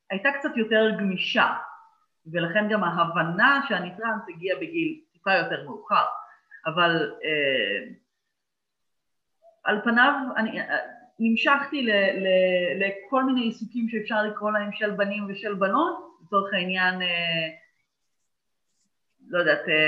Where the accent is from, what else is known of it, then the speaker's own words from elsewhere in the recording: Petah Tikva, Central District, Israel; גדלתי בפתח תקווה, במשפחה חילונית לחלוטין